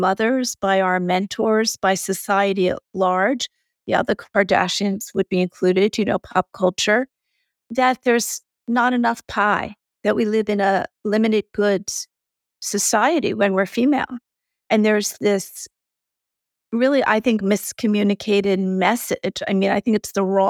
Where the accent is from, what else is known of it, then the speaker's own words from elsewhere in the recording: United States; I am American